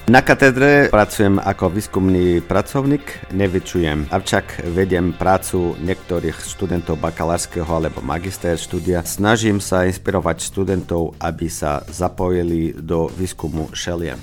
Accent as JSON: {"language": "Slovak", "town": "Braga", "region": "Norte", "country": "Portugal", "tie": "born or raised there", "second_language": "Slovak", "moved": "as an adult", "lives_now": "Slovakia", "said": "Som zo so severu Portugalska z Braga Malagy. Je to hlavné mesta regióne Miňu."}